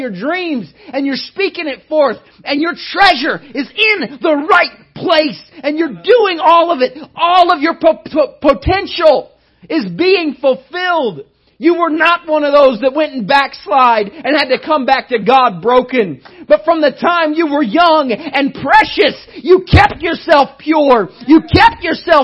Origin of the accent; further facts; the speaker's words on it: United States; I'm American